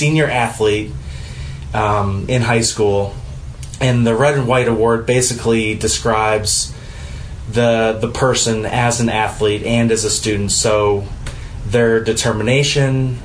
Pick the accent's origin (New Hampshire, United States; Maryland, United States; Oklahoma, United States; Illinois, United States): Illinois, United States; Naperville; growing up in Naperville, which my folks still live there